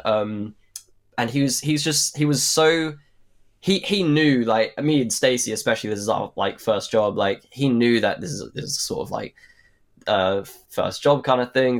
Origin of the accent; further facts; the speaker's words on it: Suffolk, East of England, United Kingdom; We're both from Suffolk.